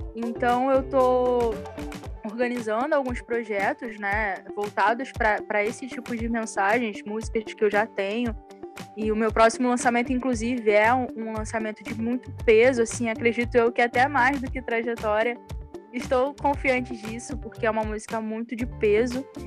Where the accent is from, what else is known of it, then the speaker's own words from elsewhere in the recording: Rio de Janeiro, Brazil; eu sou carioca